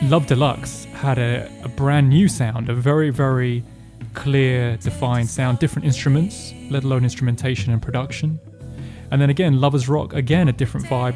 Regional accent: England, United Kingdom; I'm English

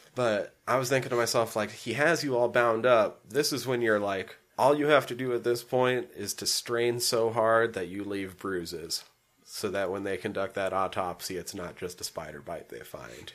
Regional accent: Superior, Montana, United States; Superior, my hometown

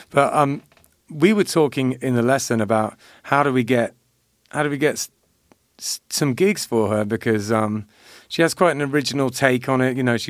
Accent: Loxahatchee, Florida, United States; accent: Florida; I was born in Loxahatchee.

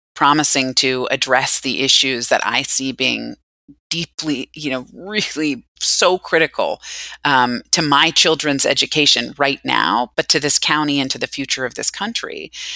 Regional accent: Northern Virginia, United States; growing up in Northern Virginia

